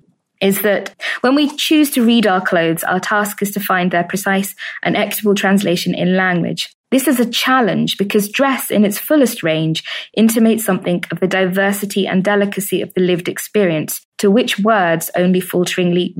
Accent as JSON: {"language": "English", "country": "United Kingdom", "said": "I'm British"}